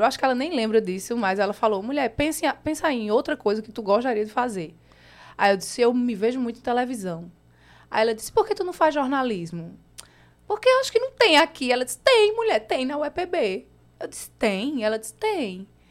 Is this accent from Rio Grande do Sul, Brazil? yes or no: no; Campina Grande, Paraíba, Brazil; accent: nordestino; moved away as an adult; also born or lived in São Paulo; now in João Pessoa, Brazil; Sou, sou de Campina Grande, campinense. Nasci aí há 30 anos atrás